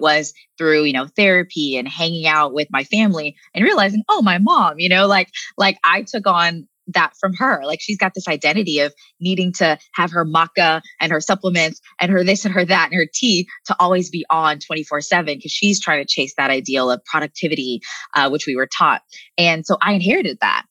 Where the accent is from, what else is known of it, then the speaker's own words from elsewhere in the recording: United States; living in the states, growing up in America